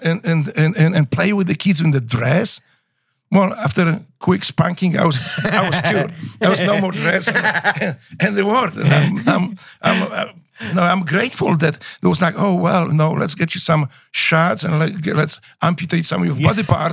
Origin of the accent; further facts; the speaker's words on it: Łódź, Łódź Voivodeship, Poland; English is a second language; moved away as an adult; now in United States; when I was growing up in Poland